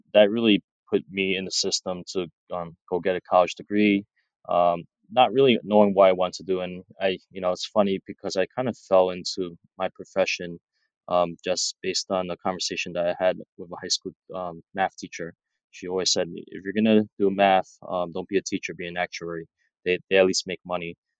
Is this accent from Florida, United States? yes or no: no; New York City, New York, United States; also born or lived in Chinatown, New York City; growing up in Brooklyn, we were living in Flatbush